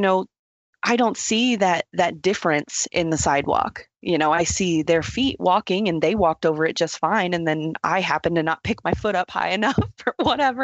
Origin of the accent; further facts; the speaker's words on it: Texas, United States; now in Colorado, United States; I'm originally from Texas, little small town in Texas